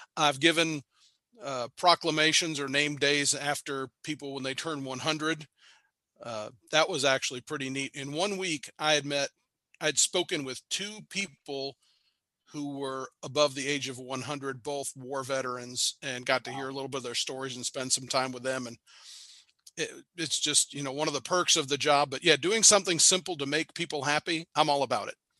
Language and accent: English; Marietta, Georgia, United States; now in Cartersville, United States; I grew up in Marietta, which is a little bit south of where I am